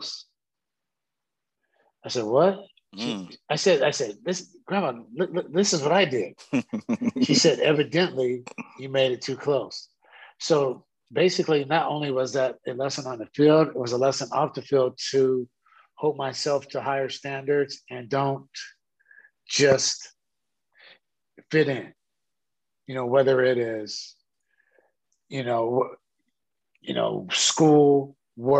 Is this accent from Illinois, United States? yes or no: no; Sacramento, California, United States; growing up in South Sac, playing for the South Sac Jets